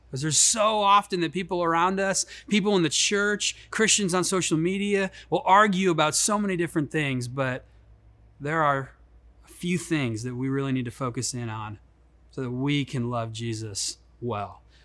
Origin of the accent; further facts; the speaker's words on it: Chicago, Illinois, United States; moved away; I grew up in Chicago. That's why I have this silky smooth uh, accent.